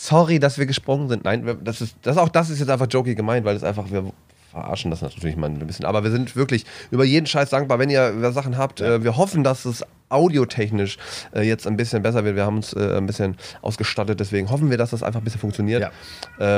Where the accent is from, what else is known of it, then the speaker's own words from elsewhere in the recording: Bielefeld, North Rhine-Westphalia, Germany; ich komme ja aus Ostwestfalen, aus dem wunderschönen äh, Bielefeld